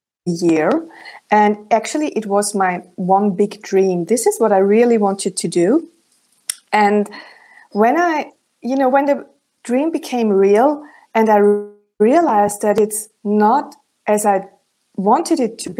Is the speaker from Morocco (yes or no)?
no; Germany; accent: German; first language German; English is a second language; In my original German accent, it would sound like